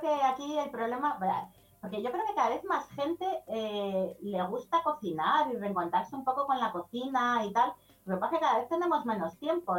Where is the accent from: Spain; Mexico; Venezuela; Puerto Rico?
Spain; Madrid, Community of Madrid; Yo soy de Madrid